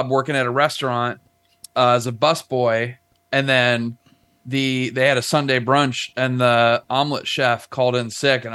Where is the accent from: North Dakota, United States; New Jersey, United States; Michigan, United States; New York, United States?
New York, United States; upstate; moved away; also born or lived in Rochester, New York / Ohio; Grew up in upstate New York. Born in Rochester